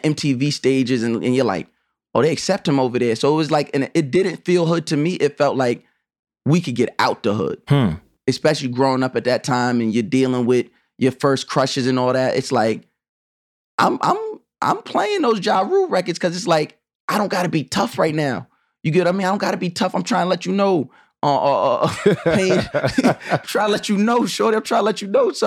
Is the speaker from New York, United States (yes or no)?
yes; Long Island, New York, United States; I'm on Long Island, where I was born and raised